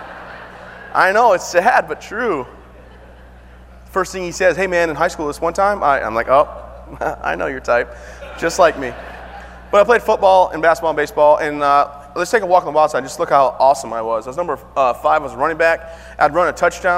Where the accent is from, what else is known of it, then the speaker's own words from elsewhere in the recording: Vassar, Michigan, United States; back home in my hometown of Vassar, Michigan